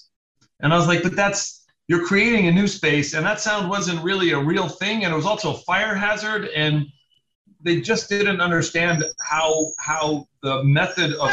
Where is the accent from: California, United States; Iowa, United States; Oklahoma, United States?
California, United States; Los Angeles; I grew up in Venice Beach. It's my hometown